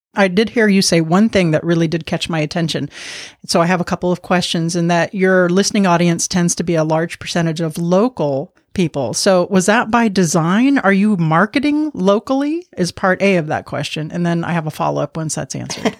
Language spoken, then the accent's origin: English; Miami, Florida, United States; I'm from Miami, so I do speak some Spanish